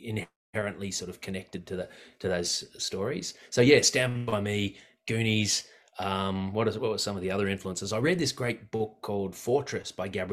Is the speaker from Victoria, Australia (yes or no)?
no; Blue Mountains, New South Wales, Australia; growing up in the Blue Mountains in the 80s